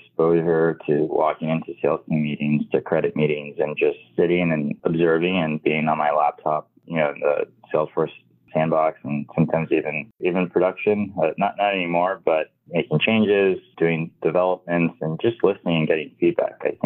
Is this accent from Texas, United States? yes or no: no; Miami, Florida, United States; I'm from Miami, Florida. Still here